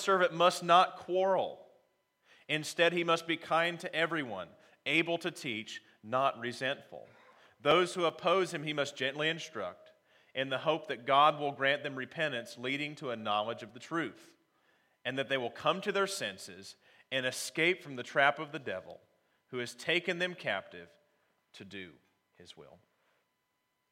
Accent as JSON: {"language": "English", "region": "Ohio", "country": "United States", "also_born_or_lived": "North Carolina", "moved": "yes", "said": "I'm actually from Ohio myself, but I was living in North Carolina at the time"}